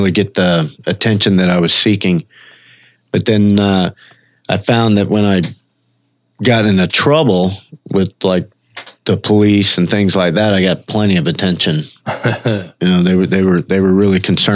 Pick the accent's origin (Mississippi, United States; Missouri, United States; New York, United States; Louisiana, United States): Mississippi, United States; moved away; also born or lived in Orlando; I was born in Mississippi, grew up over there